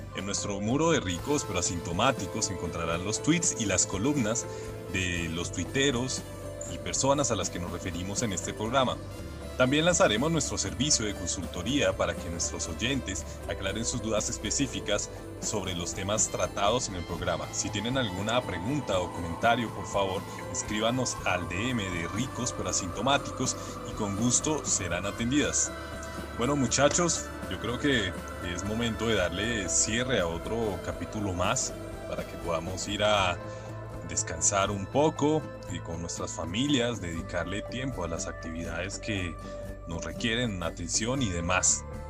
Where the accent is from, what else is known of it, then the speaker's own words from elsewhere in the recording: Colombia; todos somos colombianos